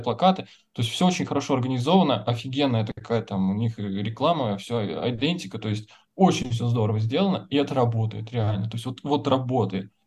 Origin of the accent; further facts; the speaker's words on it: Nizhny Novgorod, Nizhny Novgorod Oblast, Russia; now in Moscow, Russia; мы из Нижнего Новгорода, это, блин, ну, лучший город, конечно, на земле.